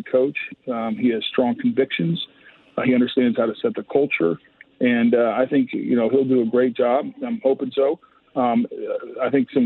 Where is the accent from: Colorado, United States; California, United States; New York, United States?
Colorado, United States; Boulder; I grew up in Boulder, Colorado